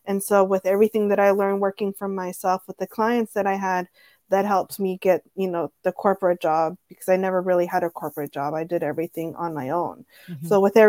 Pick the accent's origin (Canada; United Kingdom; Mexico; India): Mexico; born there; also born or lived in San Diego; I never was like, oh, I'm Mexican. You know, I was born in Mexico. Like my family's from so-and-so.